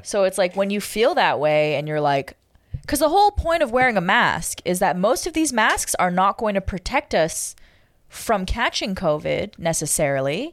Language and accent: English; Toronto, Ontario, Canada; moved away as an adult; also born or lived in Kingston, Jamaica / Hawaii; I'll always love Toronto, okay? It's my hometown